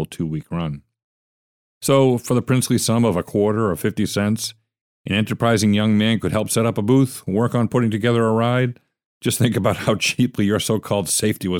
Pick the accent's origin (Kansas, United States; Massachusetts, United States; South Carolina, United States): Massachusetts, United States; Weymouth; I grew up in Weymouth, Massachusetts many moons ago, specifically South Weymouth, Massachusetts